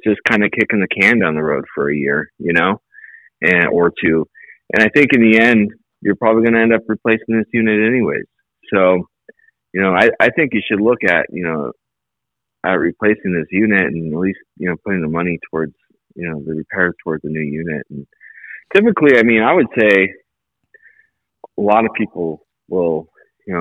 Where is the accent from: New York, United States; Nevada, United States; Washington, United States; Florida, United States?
Nevada, United States; Las Vegas; also born or lived in Colorado Springs; I grew up in Vegas for the most part. I went to high school and everything here